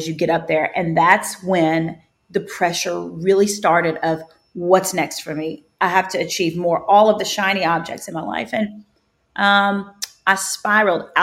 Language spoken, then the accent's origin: English; Kentucky, United States; I grew up in Kentucky on a farm.